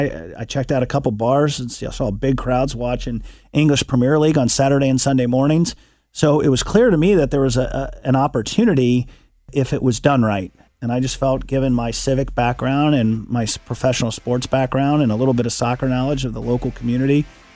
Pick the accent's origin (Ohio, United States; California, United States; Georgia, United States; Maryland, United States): Ohio, United States; Cincinnati; I played soccer growing up in Westwood.